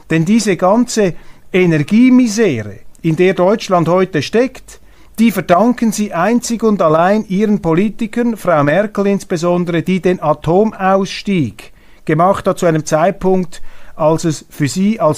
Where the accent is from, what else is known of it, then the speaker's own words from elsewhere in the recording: Switzerland; Dies meine Aussage als Schweizer.